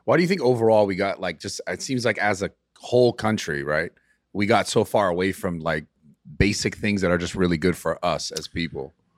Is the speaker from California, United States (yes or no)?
yes; California, United States; I'm from California